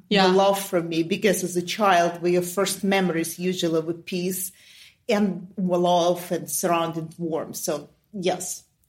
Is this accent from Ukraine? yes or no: yes; Ukraine; first language Russian; English is a second language; moved away as an adult; now in United States; I'm Russian, but I was born and raised in Ukraine because my father was in the military. And at the time, both my Russian parents were stationed in Ukraine. So that's where I was born.